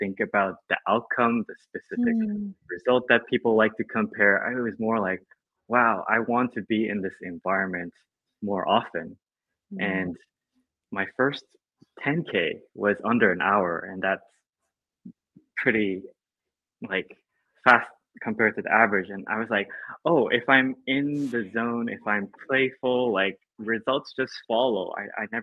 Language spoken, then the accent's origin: English; Japan; I grew up in Japan, in a Chinese family